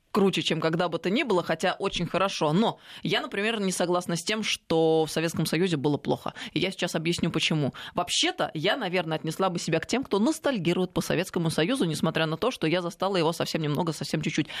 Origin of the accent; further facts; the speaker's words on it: Tver, Tver Oblast, Russia; я из Твери